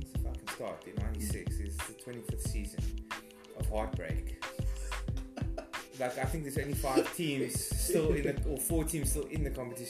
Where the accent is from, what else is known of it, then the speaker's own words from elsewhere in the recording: South Africa; I think as a South African